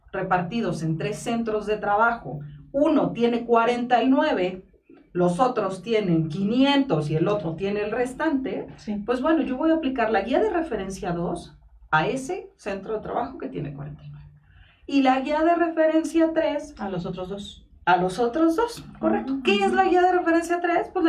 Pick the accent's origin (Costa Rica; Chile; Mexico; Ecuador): Mexico; y como buenos mexicanos que somos, dejamos todo para el último.